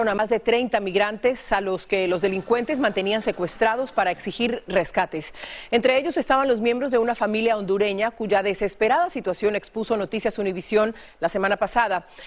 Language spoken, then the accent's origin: Spanish; Peru; en un momento me pregunta de qué país soy. Le digo que soy de Perú y me dice, me encanta el ceviche.